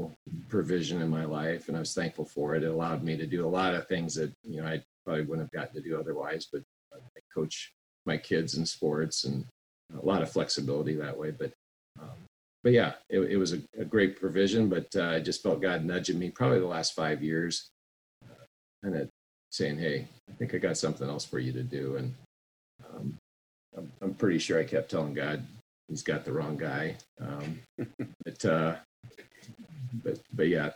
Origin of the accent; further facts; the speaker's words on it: Des Moines, Iowa, United States; I grew up in Des Moines originally, and we moved over to West Des Moines and went through the school district there and ended up at Valley High School.